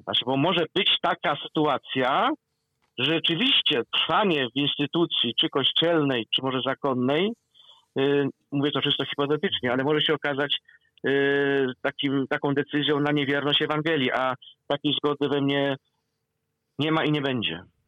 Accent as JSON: {"language": "Polish", "area": "Kielce region", "region": "Świętokrzyskie Voivodeship", "country": "Poland", "tie": "born or raised there", "said": "ja, który pochodzę z Kielecczyzny rodem"}